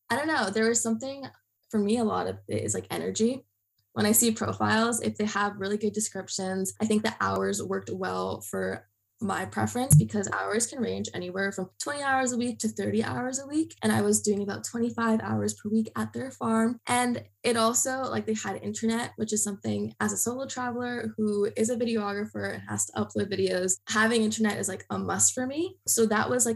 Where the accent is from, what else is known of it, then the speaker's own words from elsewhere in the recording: New Jersey, United States; I'm from New Jersey originally